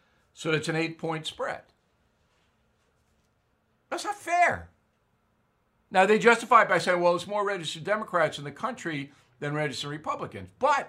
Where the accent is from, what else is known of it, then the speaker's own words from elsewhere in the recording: United States; now in Long Island, United States; There's not much going on here on Long Island, but, you know, I'm American.